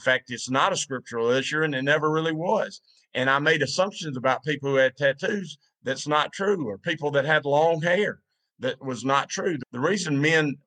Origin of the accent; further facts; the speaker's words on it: the Bible Belt, United States; When I was growing up, I grew up in the Bible Belt back when the Bible Belt was the Bible Belt.